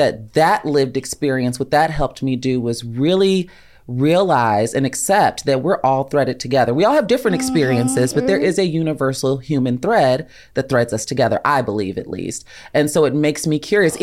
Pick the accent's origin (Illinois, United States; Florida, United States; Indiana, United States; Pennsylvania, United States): Illinois, United States; Chicagoland area; now in Los Angeles, United States; I'm from right outside of Chicago.